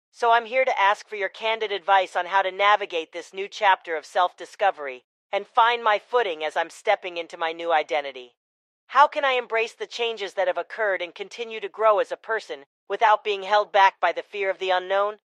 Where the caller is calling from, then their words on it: Houston, Texas, United States; Hi, Brainwaves. … I'm from Houston, Texas.